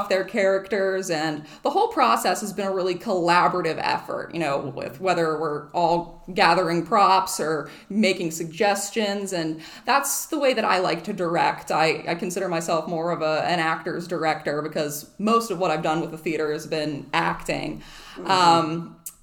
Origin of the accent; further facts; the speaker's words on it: Burgettstown, Pennsylvania, United States; moved away as an adult; now in Avalon, United States; I am originally from Burgettstown, Pennsylvania, but moved here to Avalon in the fall of 2015